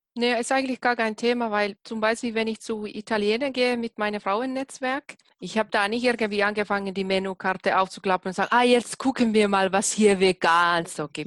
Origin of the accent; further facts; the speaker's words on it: Finland; moved away; ich komme ja aus Finnland